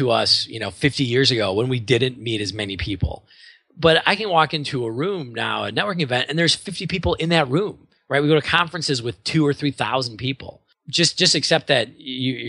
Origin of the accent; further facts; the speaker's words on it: Milwaukee, Wisconsin, United States; moved away; I'm from Milwaukee originally